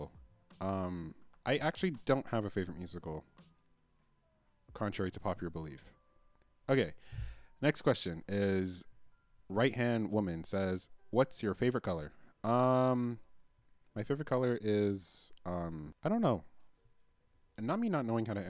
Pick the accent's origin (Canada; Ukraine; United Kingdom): Canada; I'm Canadian. We're both Canadians